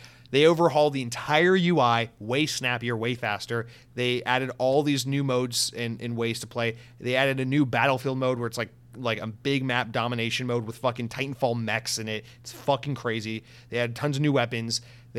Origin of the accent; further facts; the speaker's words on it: United Kingdom; I'm going to click off and give a 2-star rating on iTunes because I'm a British listener.